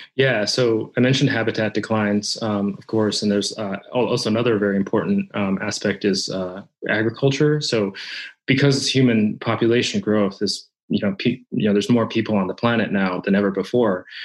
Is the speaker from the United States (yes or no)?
no; Japan; moved away; when I was a child uh, growing up in Japan. Um, so mm. I'm Japanese